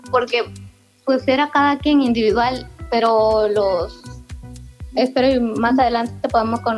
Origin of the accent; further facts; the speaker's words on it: Nuevo Progreso, Campeche, Mexico; Yo soy de Nuevo Progreso, Carmen Campeche